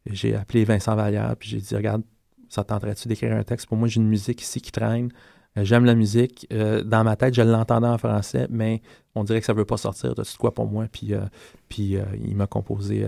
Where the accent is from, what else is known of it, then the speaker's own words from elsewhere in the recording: Quebec, Canada; first language English; French is a second language; je suis québécois, donc mhm. parler français pour moi, c'est très important